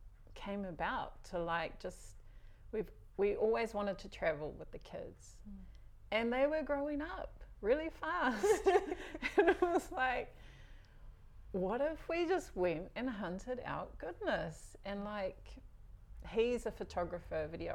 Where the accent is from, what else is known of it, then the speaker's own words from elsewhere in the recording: Whangarei, Northland, New Zealand; also born or lived in Auckland; now in Whangarei, New Zealand; I was brought up in Papuai, whangarei was, it's home